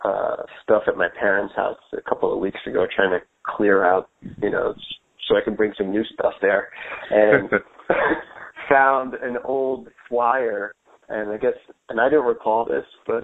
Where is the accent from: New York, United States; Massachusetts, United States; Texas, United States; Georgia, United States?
New York, United States; New York City; I grew up in Queens in a neighborhood called Howard Beach